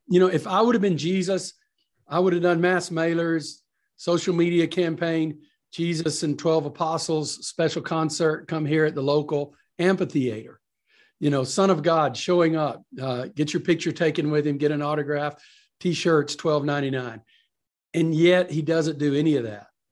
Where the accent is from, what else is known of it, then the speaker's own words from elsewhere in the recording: East Texas, United States; moved away; I'm from East Texas, country fundamentalist cowboy background